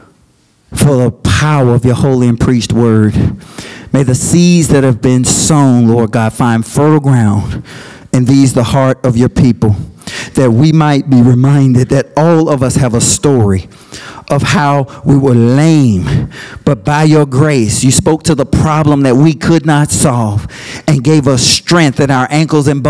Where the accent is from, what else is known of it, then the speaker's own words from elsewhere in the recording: Birmingham, Alabama, United States; moved away as an adult; also born or lived in Auburn / Michigan / Washington, D.C.; I came from Birmingham